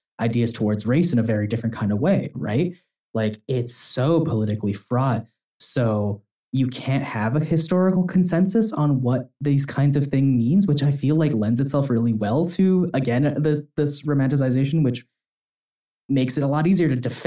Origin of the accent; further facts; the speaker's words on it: Canada; I'm speaking as a Canadian